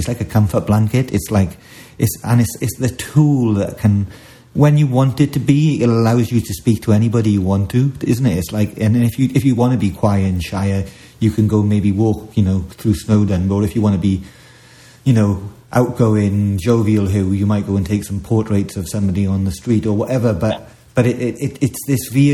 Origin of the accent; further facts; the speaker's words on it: Wales, United Kingdom; as a Welshman